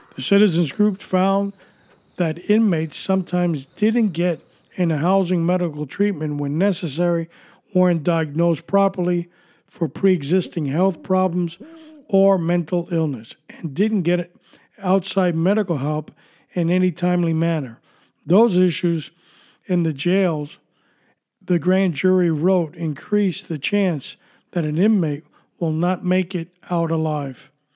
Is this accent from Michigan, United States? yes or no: no; New York City, New York, United States; moved away; also born or lived in Miami, Florida; I was born and raised in New York City